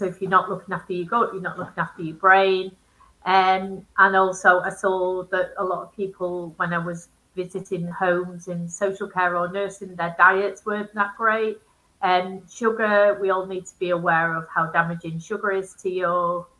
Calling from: Manchester, North West England, United Kingdom

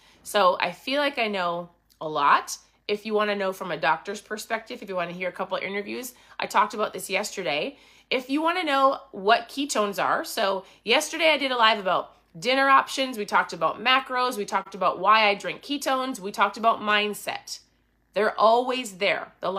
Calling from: Minnesota, United States; I'm tuning in from Minnesota.

